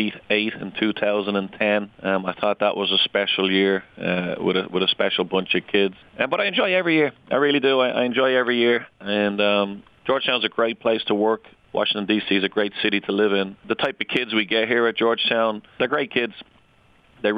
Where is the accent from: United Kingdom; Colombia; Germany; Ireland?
Ireland; now in United States; I grew up in Ireland.